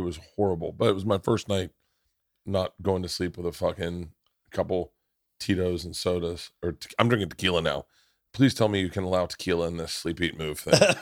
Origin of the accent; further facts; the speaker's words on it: Florida, United States; I grew up in Florida.